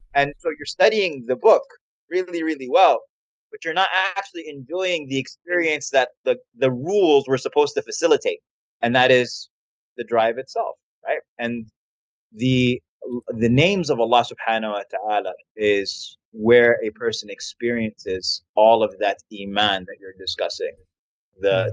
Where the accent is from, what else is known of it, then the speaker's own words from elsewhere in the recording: New York, United States; now in Houston, United States; I live in Houston, but I'm from New York, so mm. my mom mm. still lives in New York